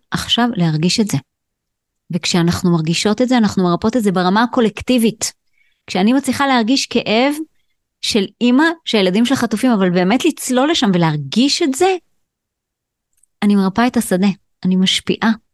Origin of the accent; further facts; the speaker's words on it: Israel; אני גדלתי בקיבוץ